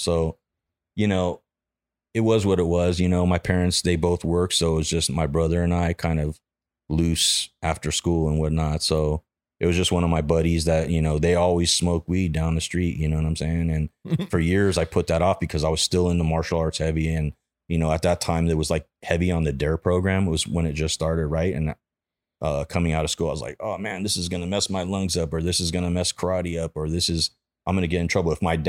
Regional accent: Granada Hills, California, United States; Yeah, I grew up in the Valley, in like Granada Hills.

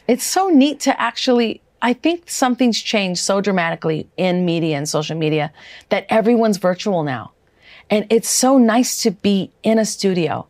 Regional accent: Wisconsin, United States; moved away; also born or lived in Minnesota; I grew up in Wisconsin as well as a teenager

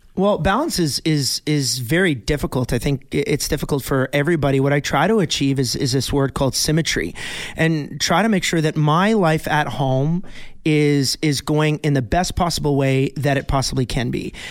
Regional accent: Bonnyville, Alberta, Canada; my hometown of Bonneville, Alberta

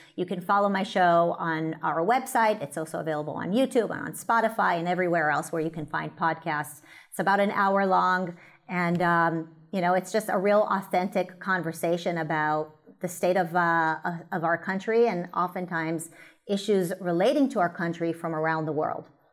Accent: United States; as an American

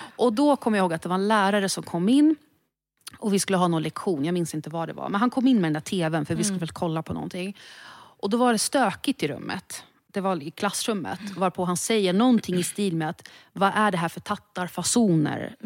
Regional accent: Stockholm, Stockholm County, Sweden; född och uppvuxen i Stockholm

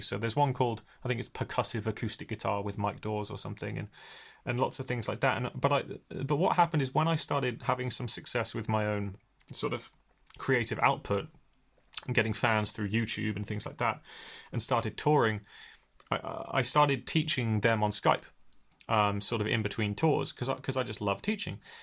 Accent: Hampshire, South East England, United Kingdom; now in Bristol, United Kingdom; I was born in Bristol, but never really lived here. I grew up in Hampshire

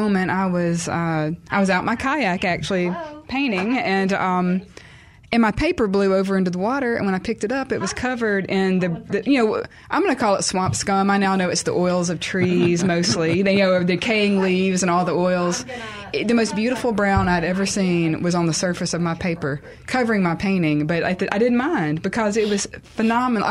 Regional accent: Clinton, Mississippi, United States; we grew up in Clinton and kind of in a suburban environment

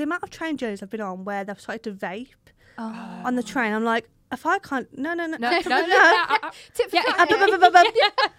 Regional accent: Birmingham, West Midlands, United Kingdom; accent: Brummie; I'm a Brummie.

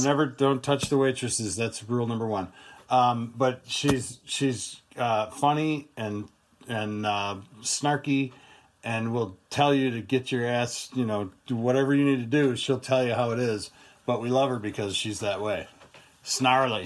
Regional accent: United States; as an American

